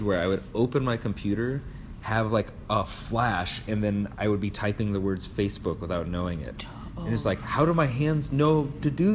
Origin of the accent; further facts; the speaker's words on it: St. Louis, Missouri, United States; moved away as an adult; also born or lived in Western Massachusetts / Chicago; now in Denver, United States; I'm from St. Louis, Missouri